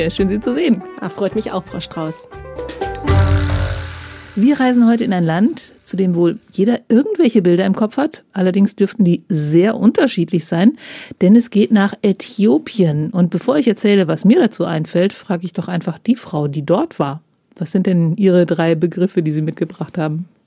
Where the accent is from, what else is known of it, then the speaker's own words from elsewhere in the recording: Northern Germany, Germany; Als Norddeutsche frage ich mich da allerdings, wie das geht, weil Grünkohl darf doch erst nach dem ersten Frost geerntet werden.